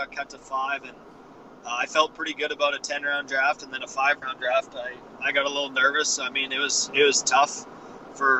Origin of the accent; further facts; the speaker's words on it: small town Saskatchewan, Canada; moved away as an adult; I signed my contract on my back deck in my hometown.